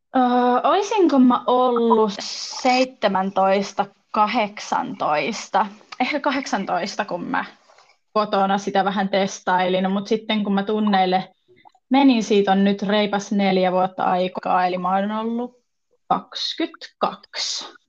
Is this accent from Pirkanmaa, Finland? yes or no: no; South Ostrobothnia, Finland; also born or lived in Oulu; now in Tampere, Finland; mä oon kotoisin Etelä-Pohjanmaalta kuitenkin ja jos mut sille kysyy, että mistä päin mä oon, niin mä sanon kyllä, että mä oon sieltä Etelä-Pohjanmaalta